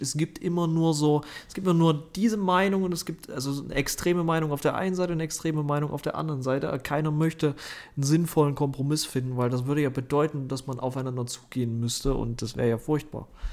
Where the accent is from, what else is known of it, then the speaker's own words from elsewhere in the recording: Germany; bei uns in Deutschland